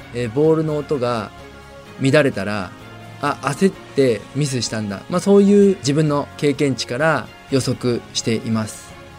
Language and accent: Japanese; Yokohama, Kanagawa, Japan; 私が生まれ育った横浜